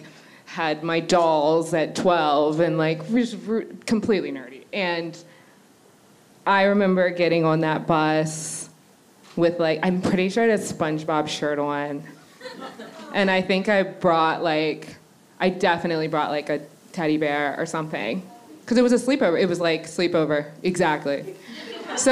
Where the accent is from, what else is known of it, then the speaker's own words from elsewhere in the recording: Annapolis, Maryland, United States; moved away as an adult; now in New York, United States; I'm from Annapolis, Maryland. And I've been in New York for the past 9 years. But when I was a little kid, so I grew up in a very white neighborhood